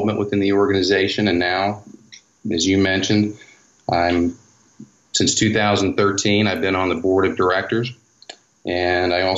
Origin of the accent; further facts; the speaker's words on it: West Virginia, United States; We grew up in West Virginia